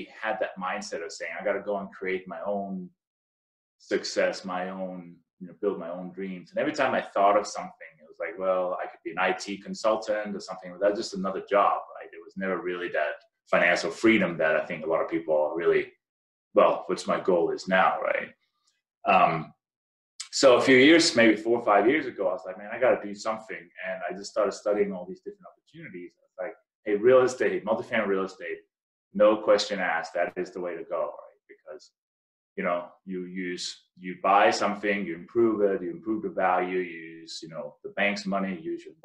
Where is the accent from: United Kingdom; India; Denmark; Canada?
Denmark; moved away as an adult; also born or lived in Maryland, United States; now in United States; I came from Denmark